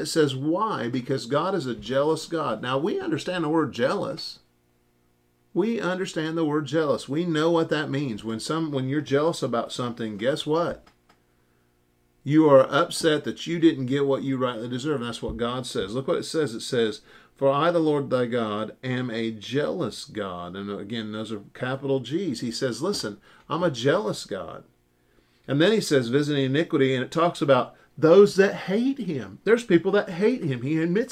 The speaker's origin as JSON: {"language": "English", "country": "United States", "said": "As an American Christian, and especially an independent Baptist"}